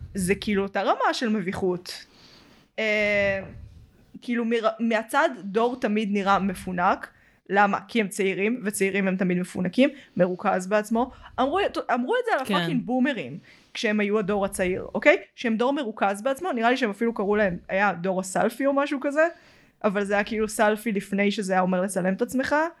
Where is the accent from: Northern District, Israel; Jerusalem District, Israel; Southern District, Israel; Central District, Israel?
Central District, Israel; Petah Tikva; אז כאילו בשכונה היותר שווה, בפתח תקווה